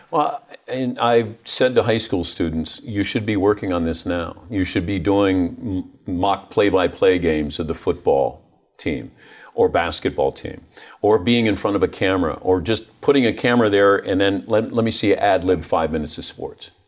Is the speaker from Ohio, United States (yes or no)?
yes; Ohio, United States; moved away; also born or lived in Dayton; I grew up in Ohio